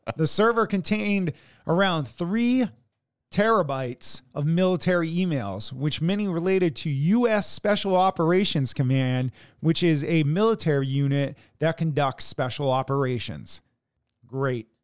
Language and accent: English; United States; we are American